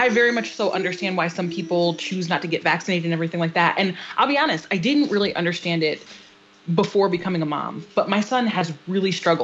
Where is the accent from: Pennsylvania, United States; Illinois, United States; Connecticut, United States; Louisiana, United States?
Connecticut, United States; Waterbury; we grew up in Waterbury